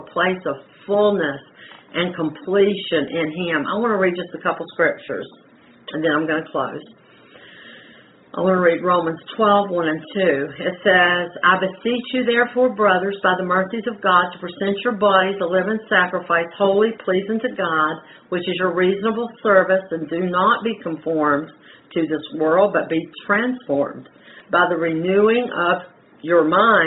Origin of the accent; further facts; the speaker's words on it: the Carolinas, United States; I'm from the Carolinas